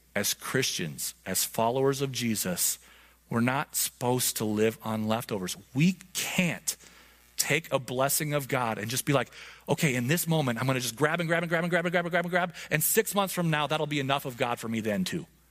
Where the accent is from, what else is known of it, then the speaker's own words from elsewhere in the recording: Montana, United States; I grew up in Montana